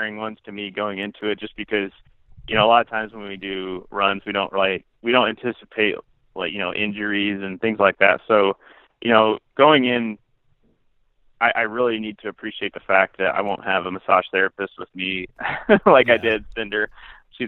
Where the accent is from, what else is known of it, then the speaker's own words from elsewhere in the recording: central Iowa, United States; my hometown again, in central Iowa